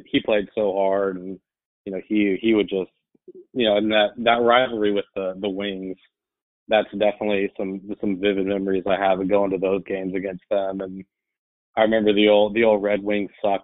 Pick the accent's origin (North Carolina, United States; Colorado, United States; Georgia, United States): Colorado, United States; Denver; Born and raised in Denver